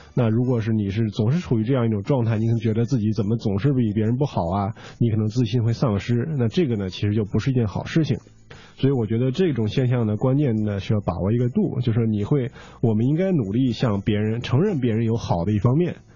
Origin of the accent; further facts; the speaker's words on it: China; 我们是中国人